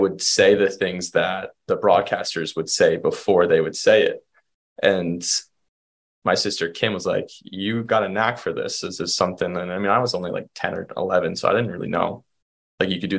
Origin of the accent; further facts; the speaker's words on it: Rhode Island, United States; moved away as an adult; also born or lived in Maryland; now in Burlington, United States; my home's from Rhode Island. I did my undergrad study at the University of Rhode Island